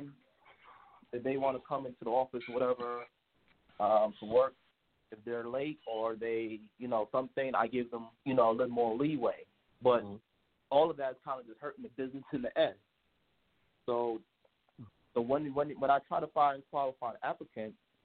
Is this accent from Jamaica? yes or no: yes; Jamaica; I'm Jamaican